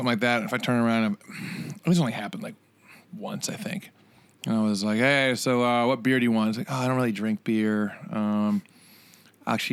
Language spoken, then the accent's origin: English; Virginia, United States; now in Nashville, United States; we're from Virginia, and in the Shenandoah Valley, there's a ton of wineries